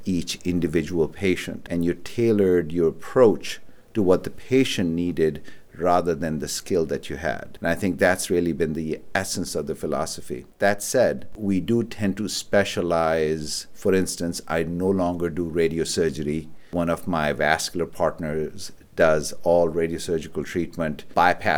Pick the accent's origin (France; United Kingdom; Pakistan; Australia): Pakistan; moved away as an adult; also born or lived in Karachi, Pakistan / Rochester, United States / Syracuse, United States; now in Buffalo, United States; I was born and raised in Pakistan, and I went to medical school at a place called the Aga Khan University in Karachi, Pakistan